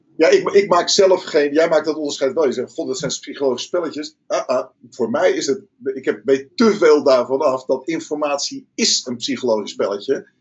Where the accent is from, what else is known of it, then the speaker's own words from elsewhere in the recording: Rotterdam, South Holland, Netherlands; ik kom uit Rotterdam